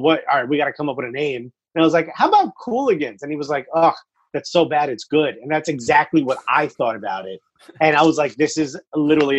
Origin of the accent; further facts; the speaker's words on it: Newark, New Jersey, United States; I grew up in Newark